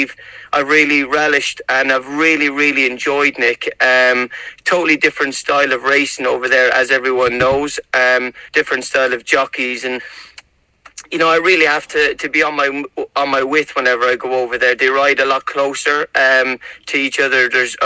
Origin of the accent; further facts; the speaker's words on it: Ireland; obviously I know I'm from Ireland, but I'm very, very much feel at home going over there